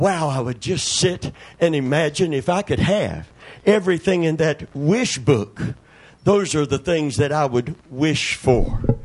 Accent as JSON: {"language": "English", "region": "Kentucky", "country": "United States", "tie": "born or raised there"}